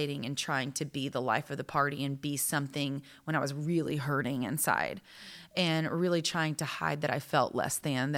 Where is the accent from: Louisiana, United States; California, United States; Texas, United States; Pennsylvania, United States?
Texas, United States; we're both from Texas